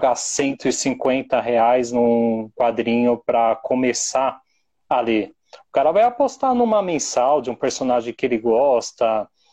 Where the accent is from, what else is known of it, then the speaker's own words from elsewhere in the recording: São Paulo, Brazil; eu sou de São Paulo